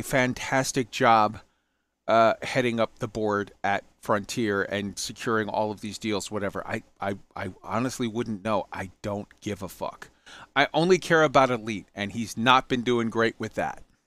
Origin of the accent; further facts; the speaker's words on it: United States; I'm American.